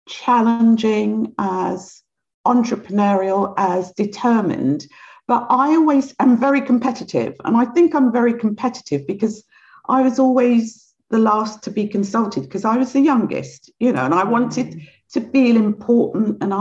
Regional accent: London, United Kingdom; also born or lived in Guyana; I grew up in London, but I'm originally from South America, in Guyana in South America

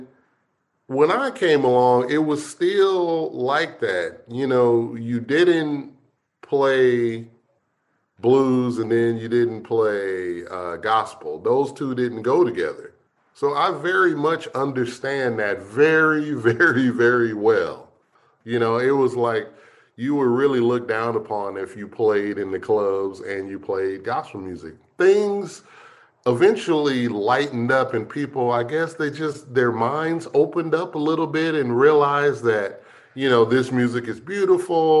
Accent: Los Angeles, California, United States; also born or lived in Pine Bluff, Arkansas; I grew up in Los Angeles, California, but they raised me like they were raised, you know, country

